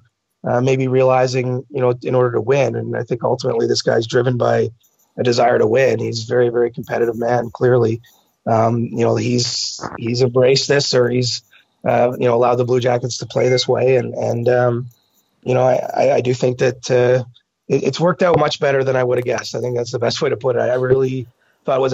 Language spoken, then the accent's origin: English; Canada; I'm Canadian